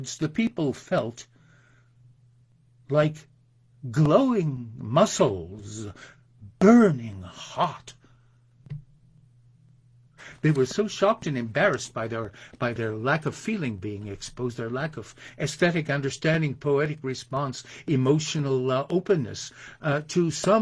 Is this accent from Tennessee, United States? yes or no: no; Binghamton, New York, United States; a street in Binghamton, my hometown